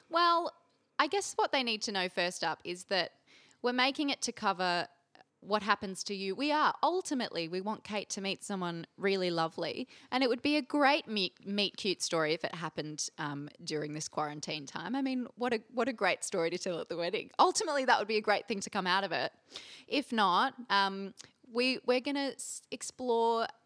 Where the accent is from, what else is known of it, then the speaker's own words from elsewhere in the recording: Brisbane, Queensland, Australia; I hail from Brisbane.